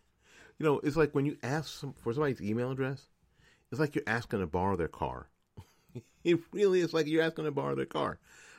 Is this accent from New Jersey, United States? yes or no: yes; New Jersey, United States; So far, a lot better than my home state of New Jersey.